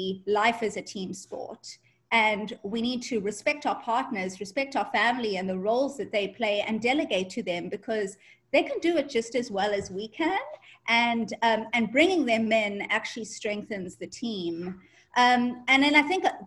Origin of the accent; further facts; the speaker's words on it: South Africa; moved away as an adult; also born or lived in Ireland; now in United States; I'm ethnically Indian, but I grew up in South Africa